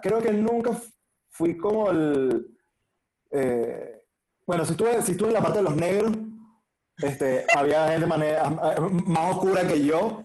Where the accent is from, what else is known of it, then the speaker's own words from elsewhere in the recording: Caracas, Capital District, Venezuela; yo crecí en la Candelaria